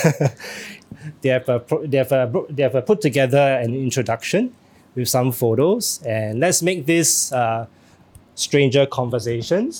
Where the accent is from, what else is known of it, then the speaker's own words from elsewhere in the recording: Singapore; All Singaporeans, yeah, you know, I think myself included